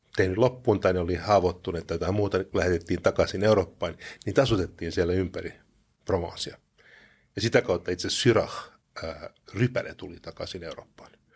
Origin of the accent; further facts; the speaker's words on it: Luxembourg; now in Finland; mä kasvoin Luxemburgissa